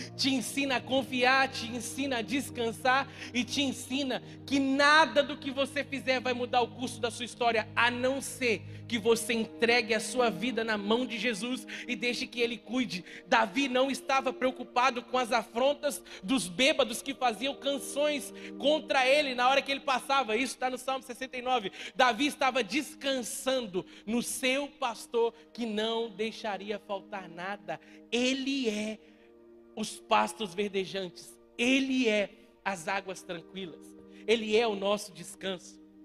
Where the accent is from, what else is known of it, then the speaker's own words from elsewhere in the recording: Minas Gerais, Brazil; eu como bom mineiro